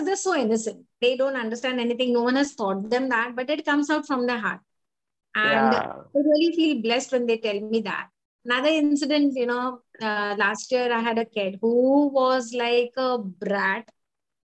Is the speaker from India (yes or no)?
yes; Mumbai, Maharashtra, India; I'm from Mumbai